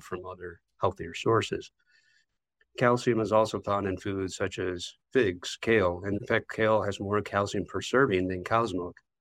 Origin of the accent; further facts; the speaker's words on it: Chicago, Illinois, United States; also born or lived in Wisconsin; I grew up in the Chicago area, I still live in the Chicago area